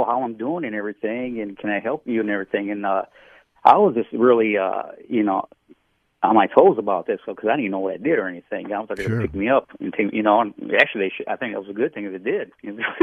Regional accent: Grand Rapids, Michigan, United States; moved away as an adult; now in Texas, United States; Originally from Grand Rapids, Michigan

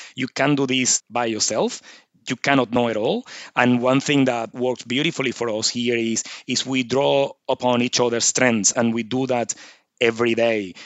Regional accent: Venezuela; moved away as an adult; now in Nhulunbuy, Australia; I'm originally from Venezuela, as you can probably pick up by the accent.

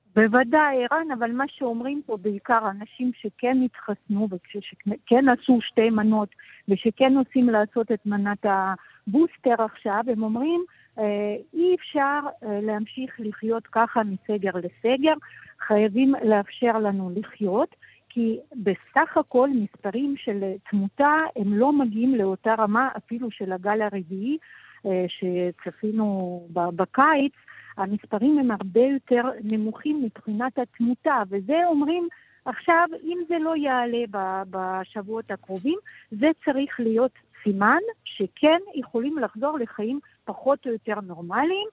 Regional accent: Israel; now in Brussels, Belgium; בתור ישראלים פה

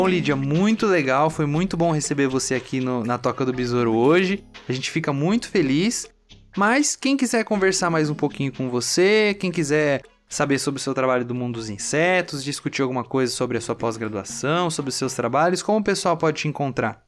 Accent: São Paulo, Brazil; now in Piracicaba, Brazil; eu sou daqui de São Paulo

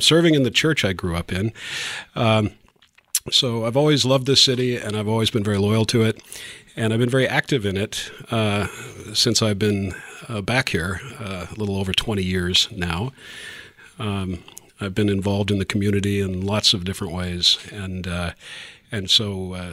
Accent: Topeka, Kansas, United States; I grew up here in Topeka

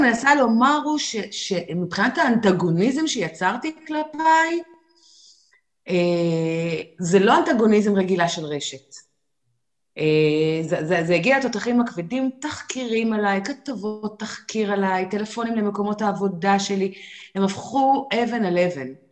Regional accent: Israel; כשגדלנו פה בגיל 20 ואפילו 30

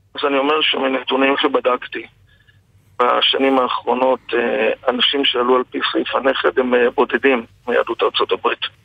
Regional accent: Galilee, Israel; כתושב הגליל

